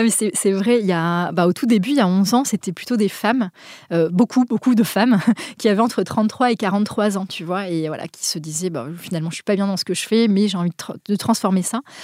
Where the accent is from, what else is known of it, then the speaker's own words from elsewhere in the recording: Basque Country, Nouvelle-Aquitaine, France; now in Paris, France; je viens du Pays Basque au départ, je vis à Paris